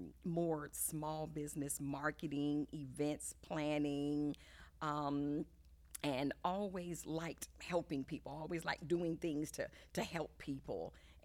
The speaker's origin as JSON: {"language": "English", "town": "Hampton", "region": "Virginia", "country": "United States", "tie": "born there", "also_born_or_lived": "Germany / Italy / Japan / Key West, Florida", "said": "I was born in Hampton, Virginia, and then we lived overseas a good portion of my formative years. We lived in Germany for 3 years. We lived in Italy for 4 years."}